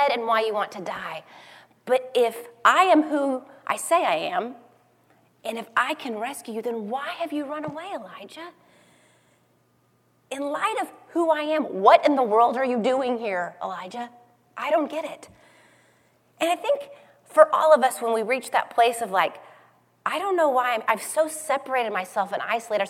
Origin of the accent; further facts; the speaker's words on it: Tornado Alley, United States; I grew up in Tornado Alley